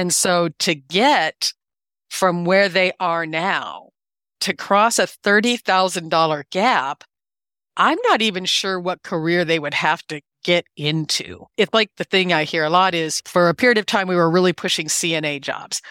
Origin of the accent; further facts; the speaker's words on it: Iowa, United States; I was born and raised in Iowa